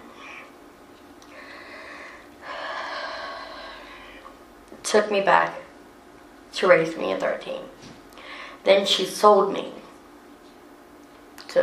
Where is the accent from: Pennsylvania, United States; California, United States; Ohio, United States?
Ohio, United States; Springfield; I'm from Springfield, Ohio